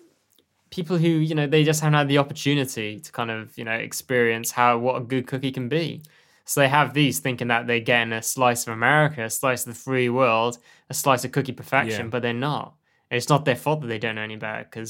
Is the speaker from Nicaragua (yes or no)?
no; United Kingdom